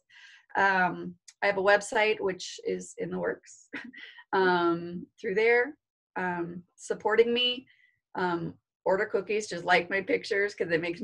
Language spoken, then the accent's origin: English; Vancouver, Washington, United States; moved away as an adult; also born or lived in Pullman, Washington / Nevada / Texas; now in Post Falls, United States; I'm actually from the Portland, Vancouver, Washington area